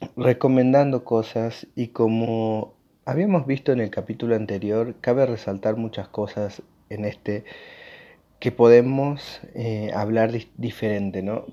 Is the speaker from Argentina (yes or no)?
yes; Argentina; yo soy de Argentina específicamente